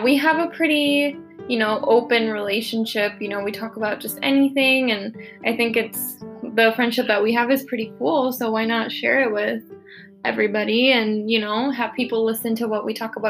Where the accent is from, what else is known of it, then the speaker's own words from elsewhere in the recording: Denver, Colorado, United States; It's Colorado, born-ish and raised.